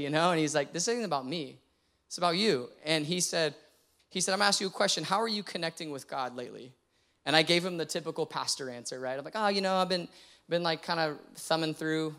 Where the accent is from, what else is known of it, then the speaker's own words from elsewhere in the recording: San Antonio, Texas, United States; now in Austin, United States; I grew up in San Antonio